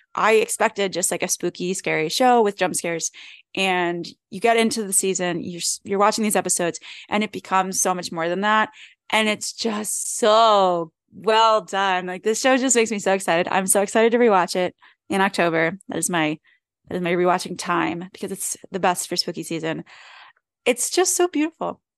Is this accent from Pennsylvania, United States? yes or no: yes; Philadelphia, Pennsylvania, United States; accent: Philly; sound like I'm from Philly